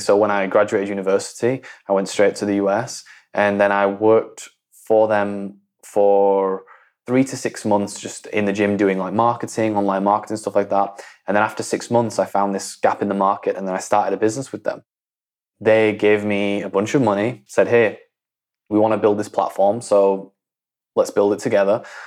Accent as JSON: {"language": "English", "town": "Leeds", "region": "Yorkshire and the Humber", "country": "United Kingdom", "tie": "born or raised there", "said": "I grew up in Leeds, which is in, in the north of England, right? I'm from a small town in, in between Leeds and Bradford."}